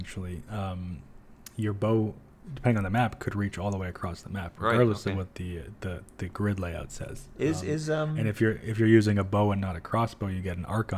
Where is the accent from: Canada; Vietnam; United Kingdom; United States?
Canada; we're Canadian